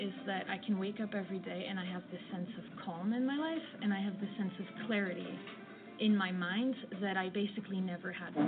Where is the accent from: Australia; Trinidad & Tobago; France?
France; moved away as an adult; now in London, United Kingdom; I'm originally from France, but I've been living in the UK for the last 11 years. So now I work in London